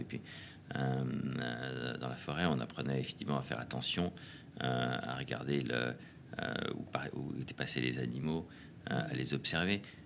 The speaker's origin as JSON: {"language": "French", "town": "Paris", "region": "Île-de-France", "country": "France", "tie": "born or raised there", "also_born_or_lived": "Normandy", "said": "J'ai grandi d'abord évidemment à Paris, où j'étais élevé chez les jésuites à, Saint-Louis de Gonzague"}